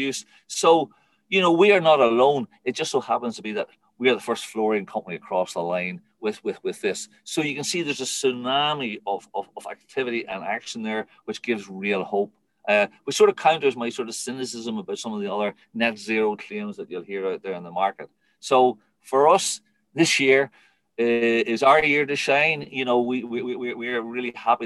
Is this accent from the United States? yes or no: no; Ireland; being Irish